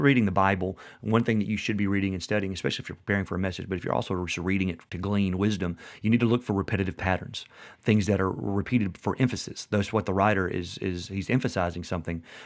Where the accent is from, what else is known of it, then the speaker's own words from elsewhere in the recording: West Tennessee, United States; we live in West Tennessee